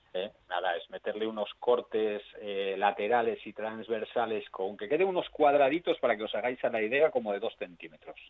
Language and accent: Spanish; Asturias, Spain; somos asturianos de Asturias